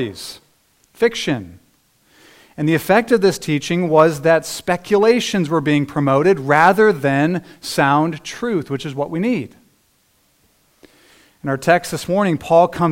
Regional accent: United States; as American Christians

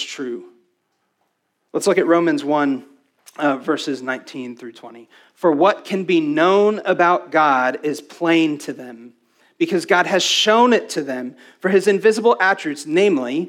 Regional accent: West Texas, United States; I was raised in West Texas

